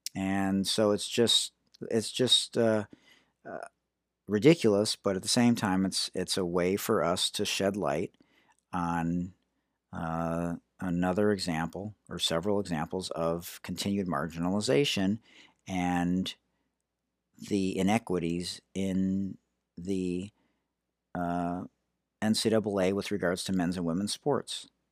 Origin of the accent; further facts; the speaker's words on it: Detroit, Michigan, United States; now in San Diego, United States; I'm from Detroit.